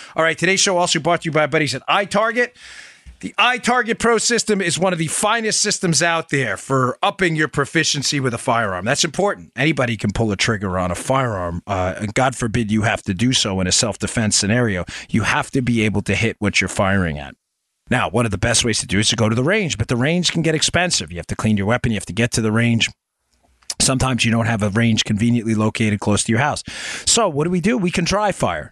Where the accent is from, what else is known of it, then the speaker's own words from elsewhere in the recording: New York, United States; I grew up in New York